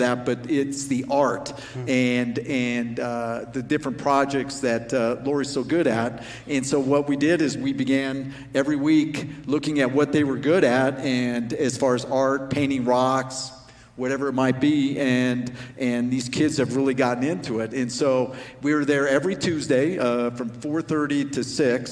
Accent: Arvada, Colorado, United States; We grew up in Arvada

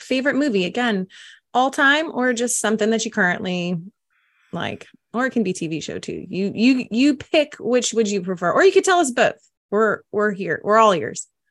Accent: the South, United States; I'm from the South

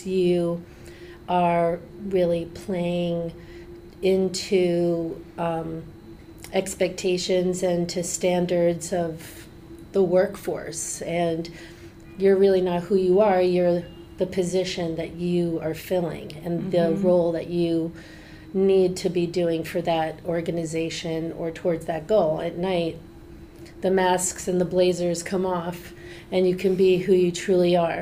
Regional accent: New York City, New York, United States; I'm a native New Yorker, born and raised, and so I grew up with a very real appreciation and exposure for the diversity and energy

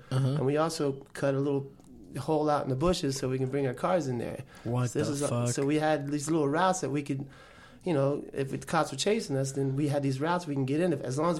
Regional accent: Cutler Ridge, Florida, United States; when we were kids growing up in Cutler Ridge

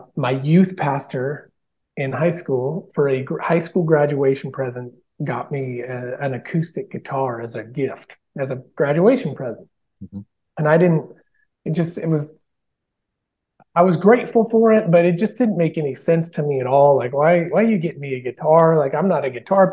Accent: Bonanza, Oregon, United States; now in Nashville, United States; growing up in Bonanza

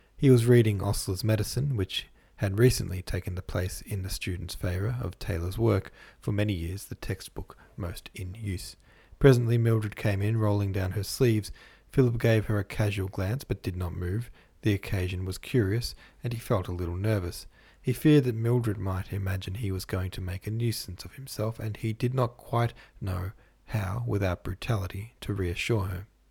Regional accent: Australia; I'm from Australia

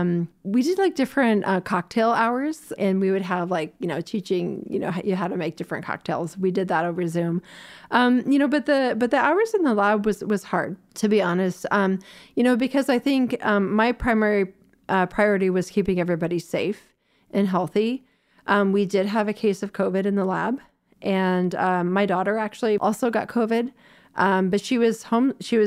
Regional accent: Florida, United States; born there; also born or lived in Toronto; So I was born in Florida, but so my mom was a U.S. diplomat for the United States, and so we've moved a lot of places. I went to high school in Toronto

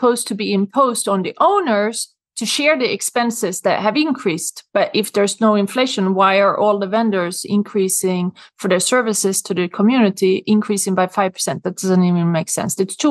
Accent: Sweden; accent: Swedish; English is a second language; moved away as an adult; now in New York City, United States; Growing up in Sweden, I have always been big on taking care of the environment. And when I moved to New York in 1994

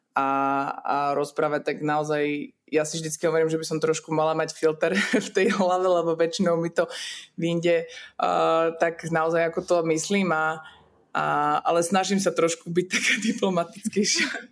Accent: Liptovský Mikuláš, Žilina Region, Slovakia; also born or lived in Czech Republic; ja som sa narodila v Česku, aj mamina bola Češka, takže my sme vlastne, aj rodin, vlastne polku rodiny mám ešte stále v Česku, takže ja to berem tak nejak automaticky, že som tu, tam a, a nejak to nerozlišujem, ale žijem celý život e, v Liptovskom Mikuláši na Slovensku

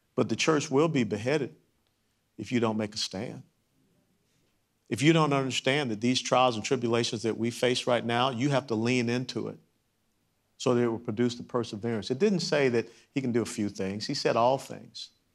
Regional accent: Atlanta, Georgia, United States; Kennesaw Avenue, where I grew up in Atlanta, Georgia

